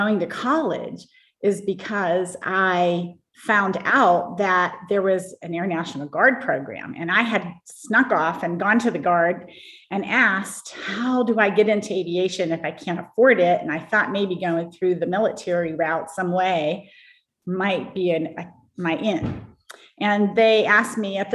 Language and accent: English; Pittsburgh, Pennsylvania, United States; I grew up in the Pittsburgh area